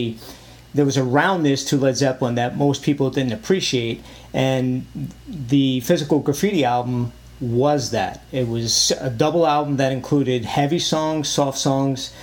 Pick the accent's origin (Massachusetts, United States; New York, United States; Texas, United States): New York, United States; New York City; growing up in Brooklyn, New York, a lot of concrete